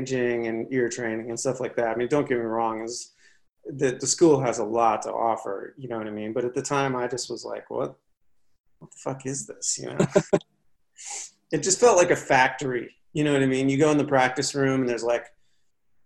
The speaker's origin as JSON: {"language": "English", "town": "Cleveland", "region": "Ohio", "country": "United States", "tie": "born or raised there", "also_born_or_lived": "Los Angeles", "moved": "as an adult", "said": "growing up in Cleveland"}